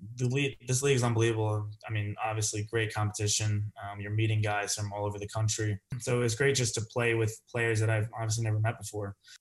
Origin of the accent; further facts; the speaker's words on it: Connecticut, United States; I'm from Connecticut